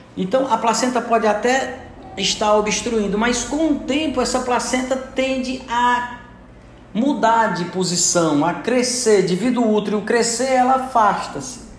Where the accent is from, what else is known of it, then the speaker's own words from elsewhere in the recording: Santana, Brazil; eu sou de Santana